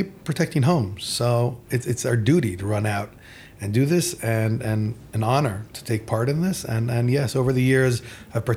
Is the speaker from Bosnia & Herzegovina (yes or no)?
no; Jerusalem, Jerusalem District, Israel; now in Ramla, Israel; I come to Jerusalem every day, where it's actually where I was born and raised here in Jerusalem, in a nice neighborhood of Beit Vegan